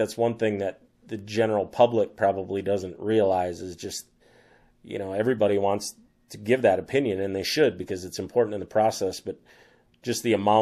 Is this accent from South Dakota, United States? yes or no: yes; Sisseton, South Dakota, United States; coming from where I grew up in Siston, I mean, that was, you know, northeast South Dakota